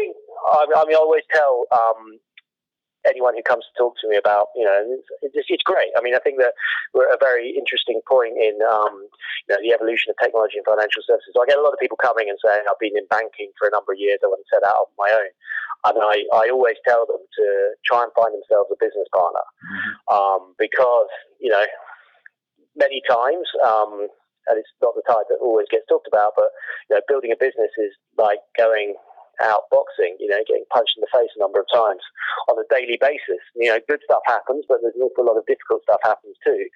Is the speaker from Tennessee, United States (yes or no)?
no; Wilmington, Delaware, United States; now in United Kingdom; I grew up on the East Coast in Wilmington, Delaware for a number of years and then moved to the United Kingdom.